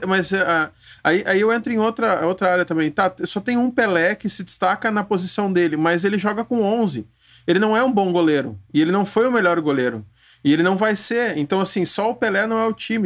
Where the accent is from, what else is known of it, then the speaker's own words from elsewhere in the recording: Rio Grande do Sul, Brazil; Eu sou do Rio Grande do Sul também